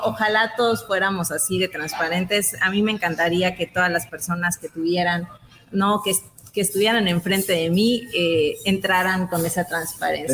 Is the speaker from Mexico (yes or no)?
yes; Mexico; como mexicanos